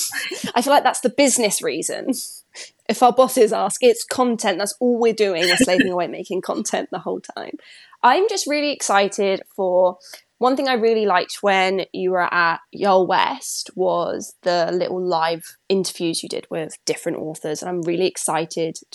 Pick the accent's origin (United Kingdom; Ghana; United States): United Kingdom; as a British person